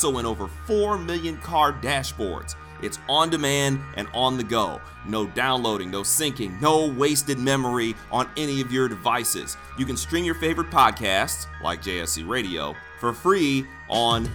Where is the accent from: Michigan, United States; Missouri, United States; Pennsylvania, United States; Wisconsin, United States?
Michigan, United States; Detroit; I'm from Detroit